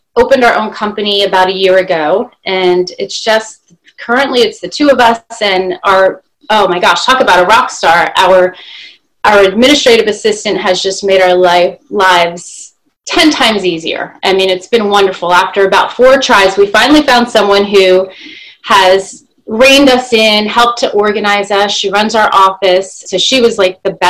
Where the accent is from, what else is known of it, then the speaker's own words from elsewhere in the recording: New Jersey, Pennsylvania area, Northeast, United States; moved away as an adult; now in Florida, United States; I'm a native of the Northeast. I grew up in New Jersey, Pennsylvania area